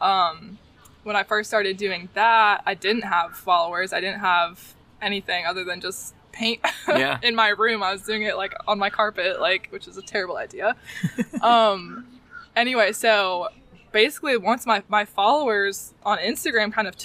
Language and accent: English; Crystal Coast, North Carolina, United States; this is my hometown, I grew up here